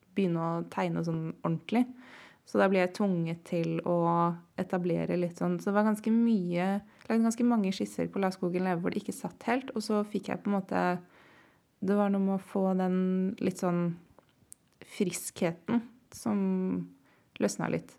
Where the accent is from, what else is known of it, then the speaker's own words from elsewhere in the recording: Oslo, Norway; Kjelsås, der jeg vokste opp i nord i Oslo